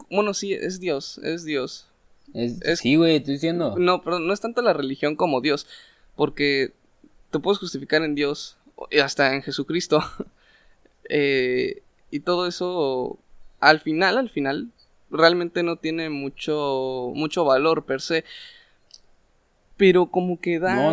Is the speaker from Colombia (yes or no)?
no; Mexico